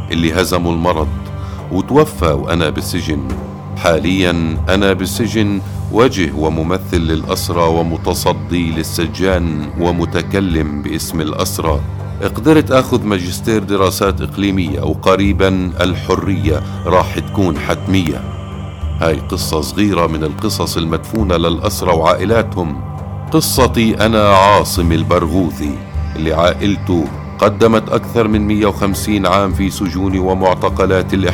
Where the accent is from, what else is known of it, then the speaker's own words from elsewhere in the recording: Kobar, West Bank, Palestine; وتبدل الحزن لفرح بقريتنا كوبر وبكل بيت فلسطيني